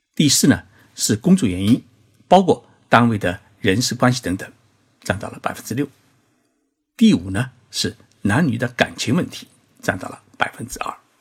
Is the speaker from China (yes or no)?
yes; China; now in Japan; 在我们中国人的意识当中啊